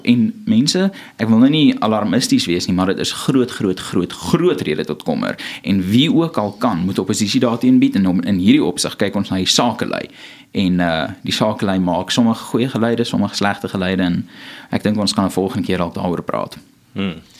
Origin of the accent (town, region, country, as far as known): South Africa